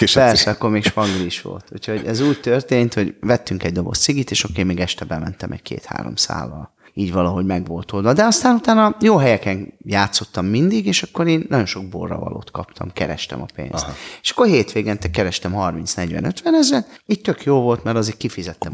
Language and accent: Hungarian; Budapest, Hungary; És ugye mi Kőbányán születtünk, ott, ott éltünk